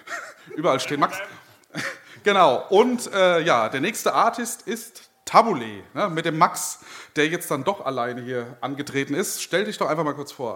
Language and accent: German; Marburg, Hesse, Germany; ich komme aus Marburg, bin 23 Jahre alt, studiere auch dort